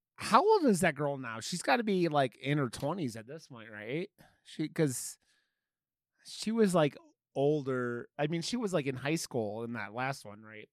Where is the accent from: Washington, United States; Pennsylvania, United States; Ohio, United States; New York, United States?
Ohio, United States; I grew up in Ohio